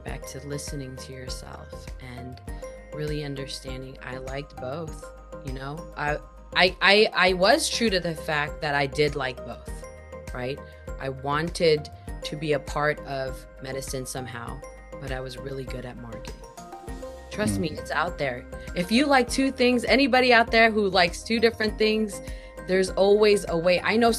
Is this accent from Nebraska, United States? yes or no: yes; Omaha, Nebraska, United States; born there; now in Seattle, United States; I am a military brat, so I moved around a lot. I was born in Omaha, Nebraska.